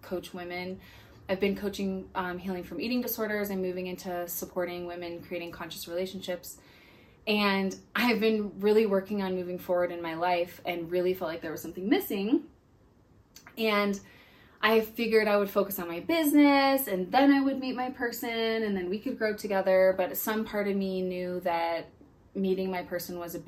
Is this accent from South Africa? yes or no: no; Denver, Colorado, United States; I'm from Denver, Colorado